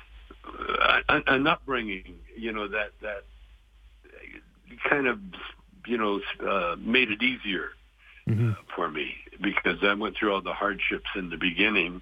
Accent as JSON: {"language": "English", "town": "Calgary", "region": "Alberta", "country": "Canada", "tie": "born or raised there", "moved": "yes", "said": "growing up in Calgary"}